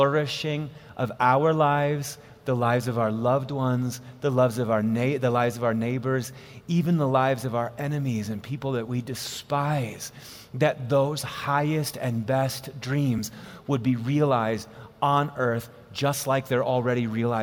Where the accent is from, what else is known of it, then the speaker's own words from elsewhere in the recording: Wisconsin, United States; now in Colorado, United States; I was born and raised in Wisconsin. I've lived in Colorado now for 12 years